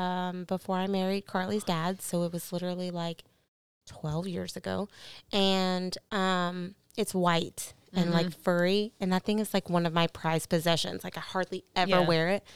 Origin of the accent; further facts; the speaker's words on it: Georgia, United States; But I also grew up like right outside of Atlanta, so yeah, it doesn't count.